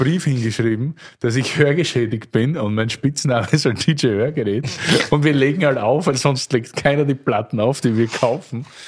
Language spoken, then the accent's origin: German; Austria; als Österreicher